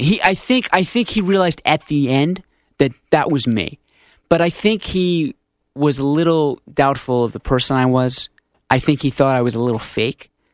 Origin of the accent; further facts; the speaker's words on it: Stamford, Connecticut, United States; we're from Stanford